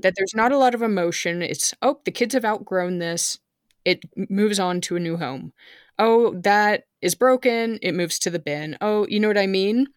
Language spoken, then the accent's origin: English; California, United States; now in Germany; I was growing up in California